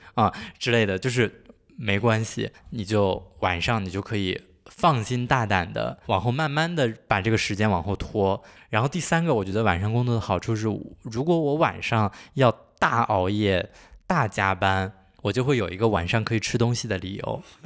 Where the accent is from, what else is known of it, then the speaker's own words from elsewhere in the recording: Handan, Hebei, China; 没有出生在邯郸市里，但我家不是市里，我家是，就是周边的那个周边县